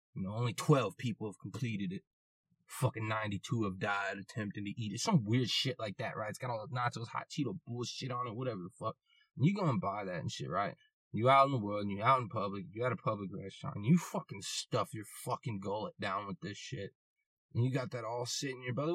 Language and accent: English; United States; I'm American